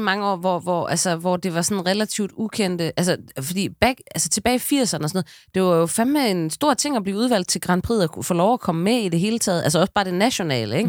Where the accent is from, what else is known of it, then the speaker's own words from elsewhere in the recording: West Jutland, Central Denmark Region, Denmark; jeg er fra Vestjylland